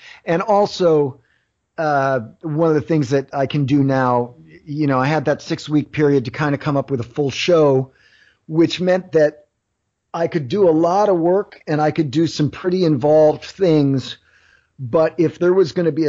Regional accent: Philadelphia, Pennsylvania, United States; because I'm from Philly and it's …, I feel like I got to crack ….

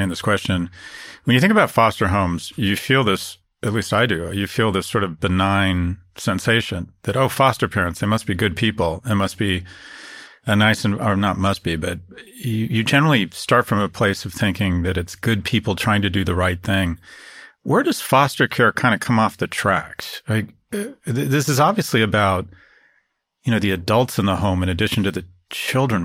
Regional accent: Los Angeles, California, United States; I grew up in Westwood

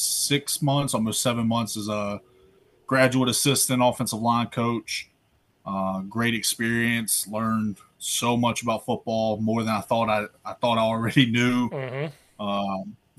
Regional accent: North Carolina, United States; also born or lived in Pennsylvania / Quincy, Illinois; I'm from, born and raised in North Carolina.

